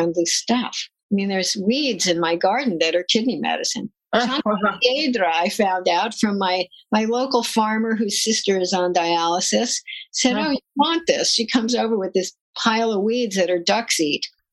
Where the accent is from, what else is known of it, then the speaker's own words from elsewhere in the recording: United States; also born or lived in New Jersey; I grew up in New York and New Jersey. You can probably hear it in my voice